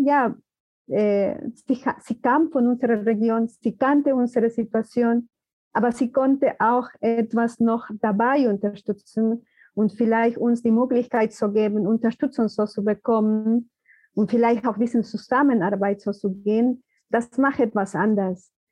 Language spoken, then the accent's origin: German; Peru; German is a second language; now in Germany; Ich komme aus den Provinzen und da ist auch anders